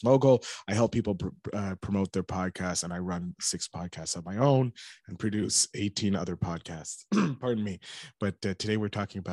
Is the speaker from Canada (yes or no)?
yes; Canada; I'm a Canadian